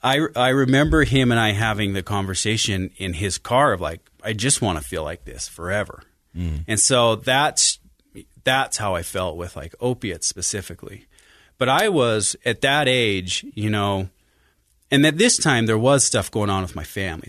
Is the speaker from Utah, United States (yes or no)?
yes; Farmington, Utah, United States; also born or lived in Sandy, Utah; I was born in Sandy and grew up in Farmington, Utah